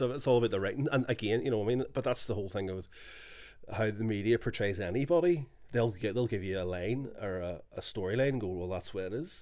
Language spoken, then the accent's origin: English; Belfast, Northern Ireland, United Kingdom; moved away as an adult; also born or lived in England; we're all from Ardoyne